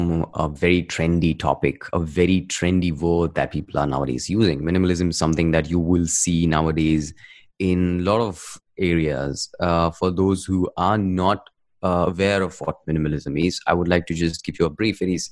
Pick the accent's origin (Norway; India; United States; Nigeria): India; I'm from India